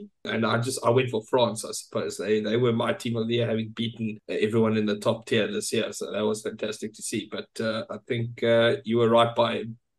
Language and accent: English; Lowveld, Mpumalanga, South Africa; us Lowfelders